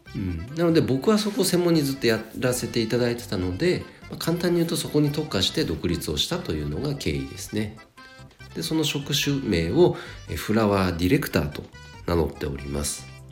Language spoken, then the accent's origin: Japanese; Nagano, Japan; 地元長野県の花屋さんで約7年お仕事させていただきました